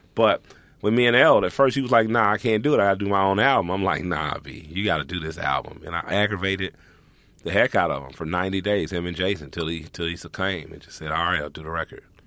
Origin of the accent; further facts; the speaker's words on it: Atlanta, Georgia, United States; I'm from Atlanta